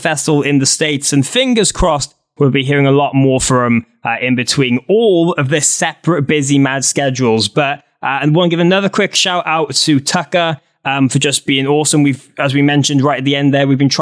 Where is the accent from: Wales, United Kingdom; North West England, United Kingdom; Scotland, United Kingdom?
Wales, United Kingdom; I'm this Welsh idiot